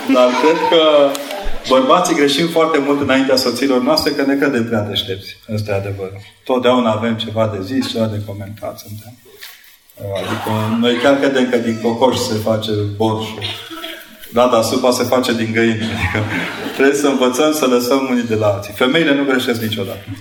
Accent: Brașov, Brașov County, Romania; Eu am făcut o școală la Brașov, școala de, uh, generală 22

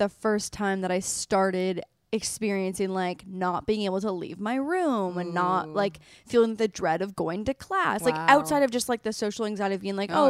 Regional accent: Canada; I'm from Canada. Yeah. It means college. Yeah. But in Canada, we call it community college.

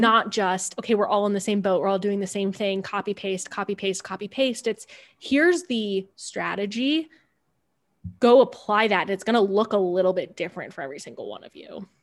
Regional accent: Cleveland, Ohio, United States; moved away; also born or lived in California / Denver; I grew up outside of Cleveland, Ohio, and went to a fairly small school.

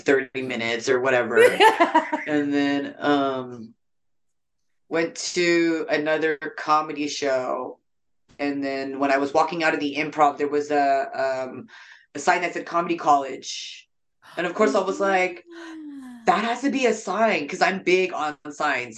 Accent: San Jose, California, United States; also born or lived in Japan; So I was just raised in San Jose. I wasn't born in San Jose.

